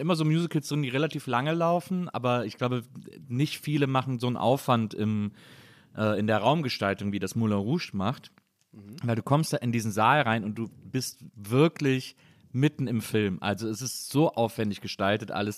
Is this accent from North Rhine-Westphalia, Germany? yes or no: yes; Wesseling, North Rhine-Westphalia, Germany; als Rheinländer und als Kölner also. oder als Wesselinger